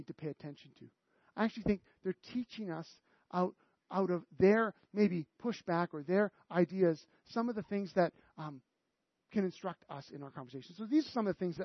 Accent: Canada; we're so Canadian

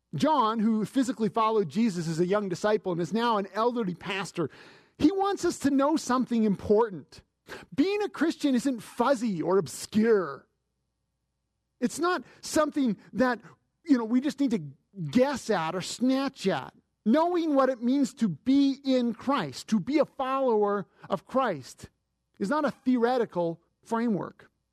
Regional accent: Canada; As a Canadian

